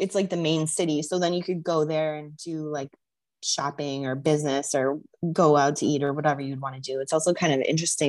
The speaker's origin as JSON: {"language": "English", "region": "Arizona", "country": "United States", "said": "I'm from Arizona, so I'm kind of used to how hot the sun is"}